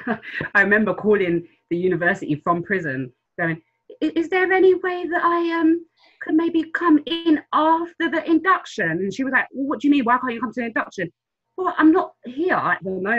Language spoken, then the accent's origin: English; London, United Kingdom; also born or lived in Kampala, Uganda; I'm from South London. I was in Africa, I left there a long time ago. I'm from Southeast